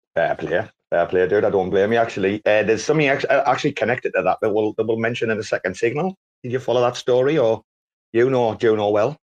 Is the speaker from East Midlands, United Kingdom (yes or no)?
yes; Robin Hood country, East Midlands, United Kingdom; I'm from Robin Hood country